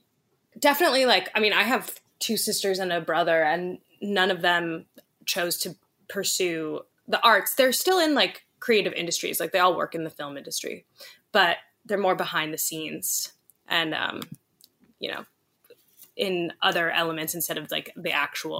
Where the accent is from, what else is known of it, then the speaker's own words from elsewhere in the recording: Los Angeles, California, United States; I grew up in Hollywood, like a few blocks away from Laurel Canyon